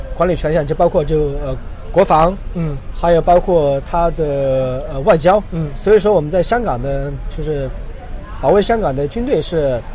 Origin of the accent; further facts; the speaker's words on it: Sichuan, China; moved away as an adult; also born or lived in United Kingdom; now in Hong Kong; 我会说我是四川人，我是大陆人